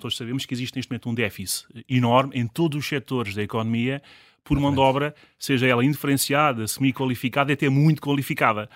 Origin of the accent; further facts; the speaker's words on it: Vila Velha de Rodão, Centro, Portugal; also born or lived in Lisbon; Eu sou do, do distrito de Castelo Branco, uhum. do concelho de Vila Velha de Rodão e da freguesia do Fratel